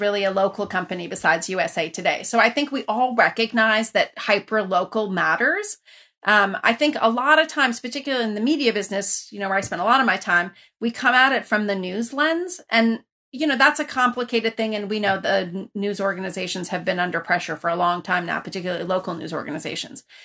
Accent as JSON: {"language": "English", "country": "Iran", "tie": "born or raised there", "also_born_or_lived": "Lafayette, California, United States", "moved": "yes", "lives_now": "United States", "said": "I grew up originally in Iran, where you were connected to everybody"}